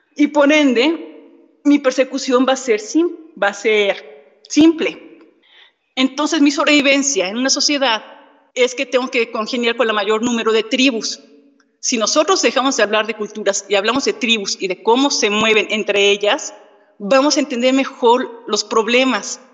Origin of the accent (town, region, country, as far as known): Mexico